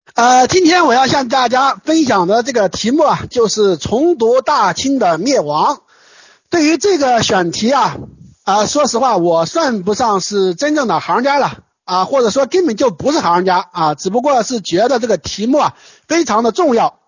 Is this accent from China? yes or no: yes; China; 我们中国人